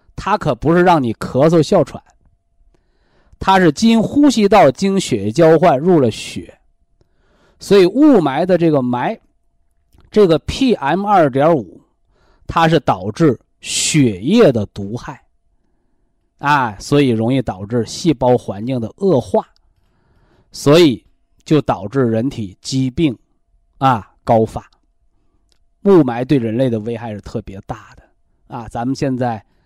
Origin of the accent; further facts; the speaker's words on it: China; 我们中国人中医文化的大智慧